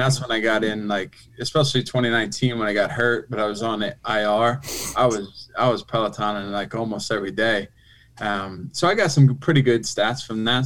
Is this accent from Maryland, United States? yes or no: no; Philadelphia, Pennsylvania, United States; I grew up in Philly